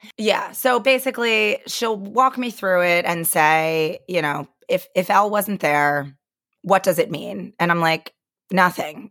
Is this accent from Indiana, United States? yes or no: no; Pennsylvania, United States; moved away; a couple of my girlfriends still live, you know, around where I grew up in Pennsylvania